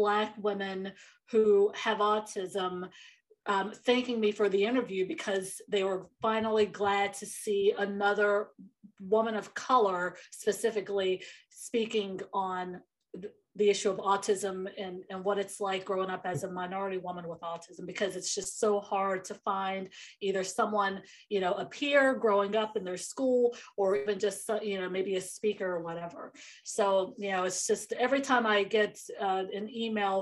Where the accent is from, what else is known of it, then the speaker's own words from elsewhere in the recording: North Carolina, United States; moved away; I'm originally from a military town in North Carolina